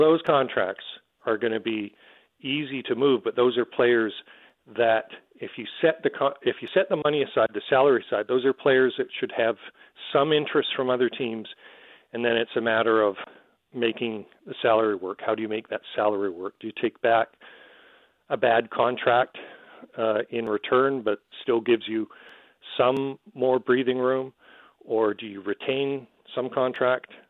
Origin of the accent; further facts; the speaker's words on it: Canada; as a Canadian